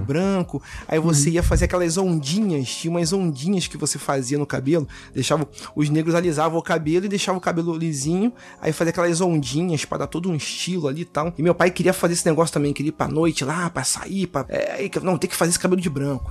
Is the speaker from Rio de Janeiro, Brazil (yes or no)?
yes; Rio de Janeiro, Brazil; eu sou carioca também, eu falo meio de gíria assim